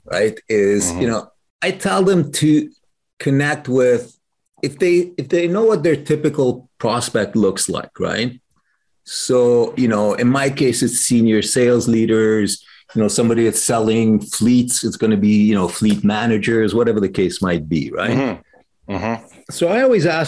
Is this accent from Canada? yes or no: yes; Canada; I'm Canadian